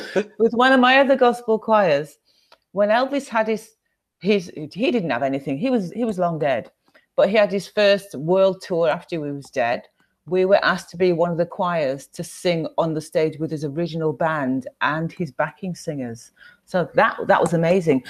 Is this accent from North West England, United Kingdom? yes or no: no; West Midlands, United Kingdom; moved away as an adult; now in Sheffield, United Kingdom; I was born in the West Midlands, and it also has a bit of a nickname called the Black Country. It's not just because of people in the Caribbean that went there. It was about the industry at the time. So, and then I grew up there